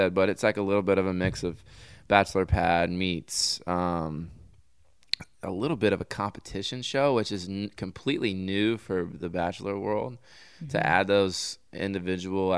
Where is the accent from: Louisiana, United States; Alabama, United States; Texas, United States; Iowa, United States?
Texas, United States; I'm from Texas.